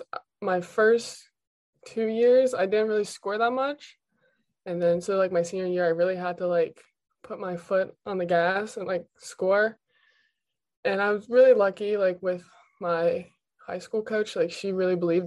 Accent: small town near Pittsburgh, Pennsylvania, United States; I'm from like a small town near Pittsburgh

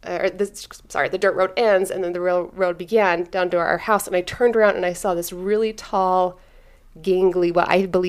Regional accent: South Ogden, Utah, United States; I grew up in South Ogden, up on the mountain

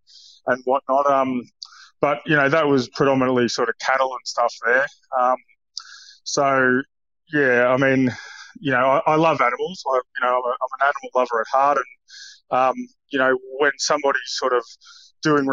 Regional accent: Warrnambool, Victoria, Australia; now in Brisbane, Australia; I grew up in Warrnambool, so I went to a public school down there

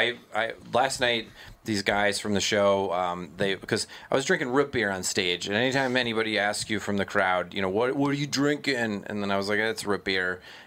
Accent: Minnesota, United States; I'm so Minnesotan.

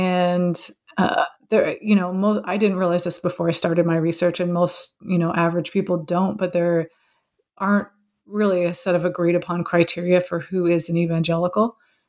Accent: Southern California, United States; I grew up in Southern California

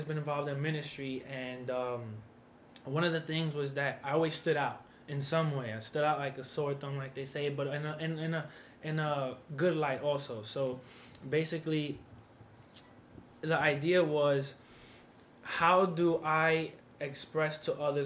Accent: New York City, New York, United States; I'm from New York City.

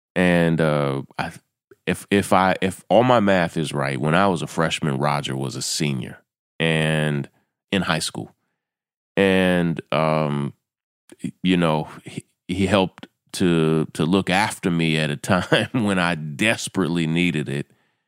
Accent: Kentucky, United States; We grew up in Kentucky

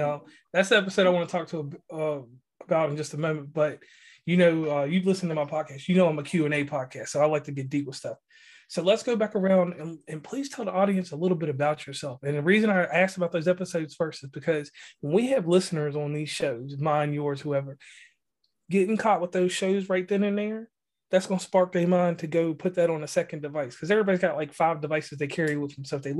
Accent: Chicago, Illinois, United States; Now, growing up in Chicago, I have to tell you, I'm well versed in travel.

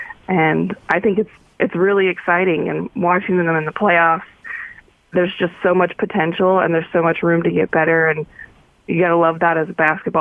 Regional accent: Paradise, California, United States; moved away as an adult; also born or lived in Philadelphia; now in Utah, United States; I'm from a really small town called Paradise in California

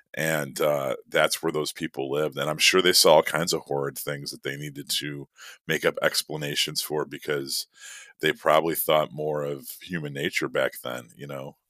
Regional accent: Midwest, United States; being a Midwesterner myself and given the fact that this legend is born from the area that I grew up

